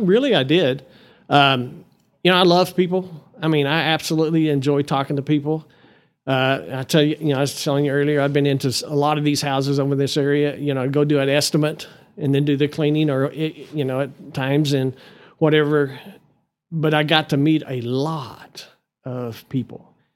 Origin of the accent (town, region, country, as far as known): Amarillo, Texas, United States; born or raised there; also born or lived in Lubbock, Texas / Canyon, Texas